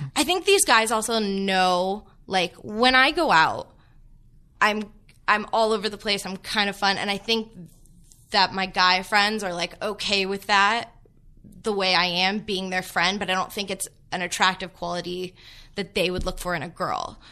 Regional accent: Los Angeles, California, United States; also born or lived in Kansas; being from L

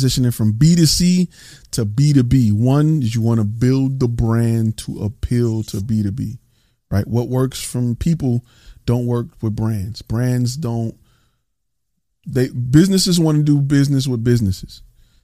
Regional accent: Detroit, Michigan, United States; now in Dallas, United States; I'm from Plymouth Road on Detroit

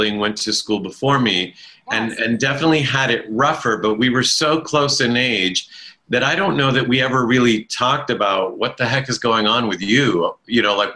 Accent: United States; first language Italian; English is a second language; I was born in America

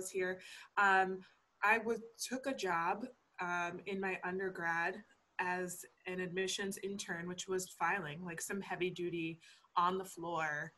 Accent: Niagara University, New York, United States; moved away as an adult; also born or lived in Geneseo, New York / Wynnewood, Pennsylvania; now in Pennsylvania, United States; I took an admissions position at Niagara University, which is in my hometown

